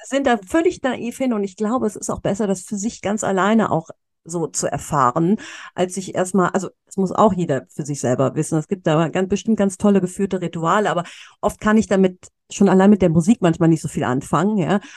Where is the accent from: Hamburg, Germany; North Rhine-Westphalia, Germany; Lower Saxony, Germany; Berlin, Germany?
North Rhine-Westphalia, Germany; Cologne; moved away as an adult; ich komme aus Köln, ja, ich ja. bin hier geboren, auch wenn ich mhm. auch jahrelang im Ausland gelebt habe